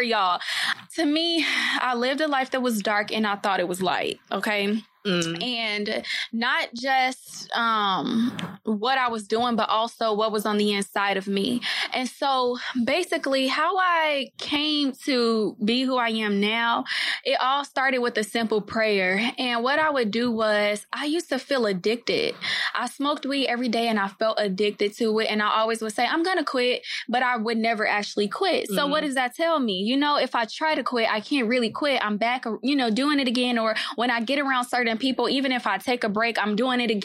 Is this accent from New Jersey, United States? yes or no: no; Oak Park, Illinois, United States; I'm from Oak Park, Illinois, so a Chicago suburb. And basically, my high school was called Oak Park Reefer Forest